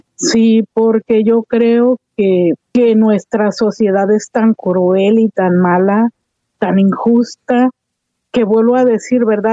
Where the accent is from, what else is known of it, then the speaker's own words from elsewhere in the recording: Mexico; como buenas mexicanas